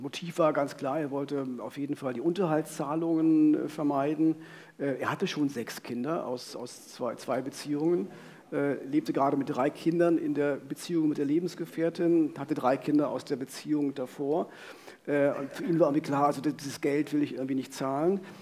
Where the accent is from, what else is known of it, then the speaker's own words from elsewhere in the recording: Frankfurt, Brandenburg, Germany; in Frankfurt-Oder stattfindet, meiner Heimatstadt